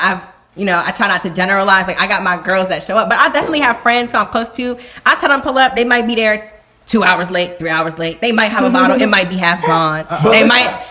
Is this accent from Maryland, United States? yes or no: yes; Howard County, Maryland, United States; we grew up in Howard County.